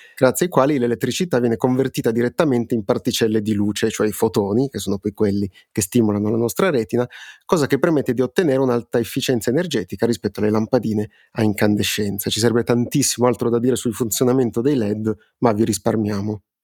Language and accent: Italian; Piedmont, Italy; siamo piemontesi entrambi